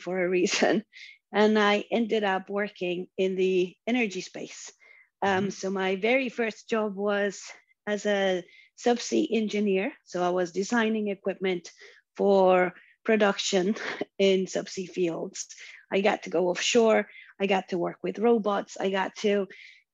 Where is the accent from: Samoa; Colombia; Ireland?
Colombia; moved away as an adult; also born or lived in Houston; I'm originally from Colombia in South America.